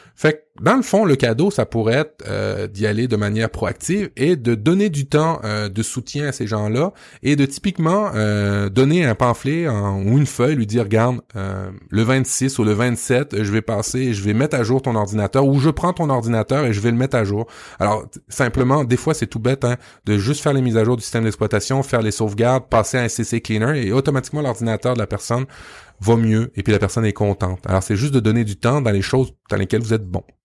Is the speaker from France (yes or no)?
no; Canada; Chez nous, au Canada